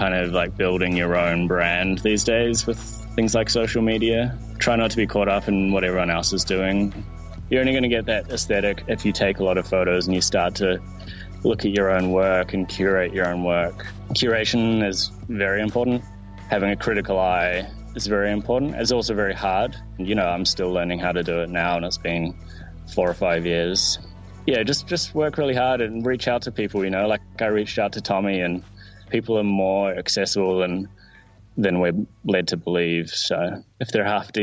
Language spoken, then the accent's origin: English; New Zealand; I'm a Kiwi